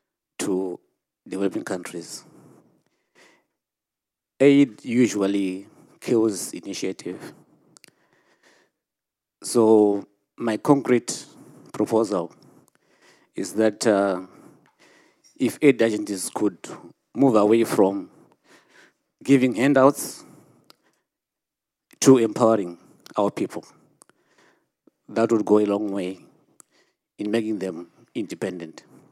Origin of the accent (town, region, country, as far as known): Zimbabwe; born or raised there